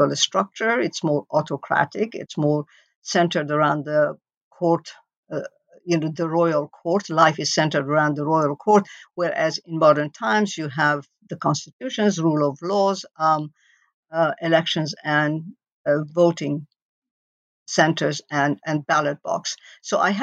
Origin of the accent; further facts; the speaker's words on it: Iran; moved away; growing up in Iran